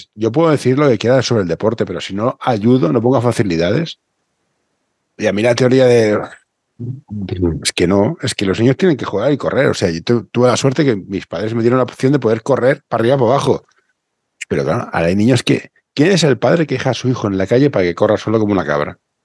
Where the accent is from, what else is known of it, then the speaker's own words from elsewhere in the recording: Barcelona, Catalonia, Spain; yo soy de Barcelona